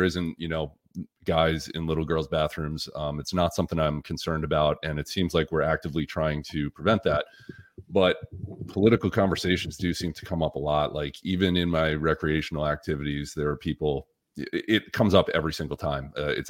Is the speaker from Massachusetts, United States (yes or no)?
yes; Massachusetts, United States; moved away as an adult; now in Florida, United States; And I was from Massachusetts. I came down in 2019, so before 2020, obviously. And I meet a lot of people from Massachusetts.